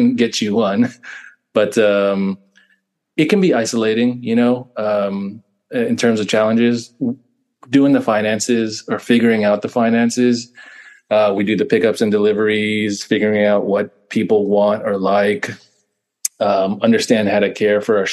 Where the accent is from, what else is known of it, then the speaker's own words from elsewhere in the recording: East Bay, California, United States; we were both born and raised in the East Bay, basically on either side of Oakland.